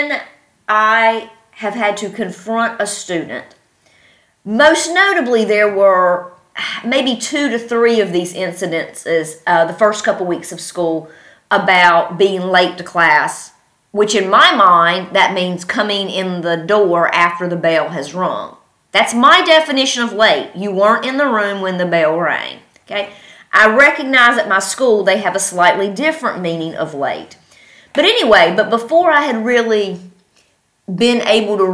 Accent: North Carolina, United States; moved away; I'm from North Carolina.

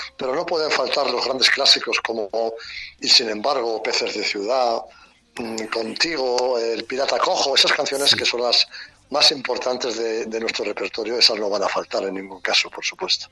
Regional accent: Madrid, Community of Madrid, Spain; soy tan querétaro como madrileño prácticamente

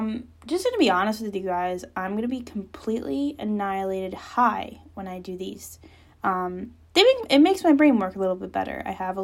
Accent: Trenton, New Jersey, United States; now in Cape May County, United States; I'm 23, I'm really originally from Trenton, New Jersey, but now I live in Cape May County.

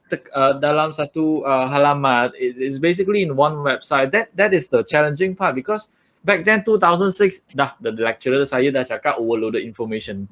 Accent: Perak, Malaysia; now in Puchong, Malaysia; asal orang Perak, uh, sekarang kat Selangor, duduk duduk uh, kat Puchong.

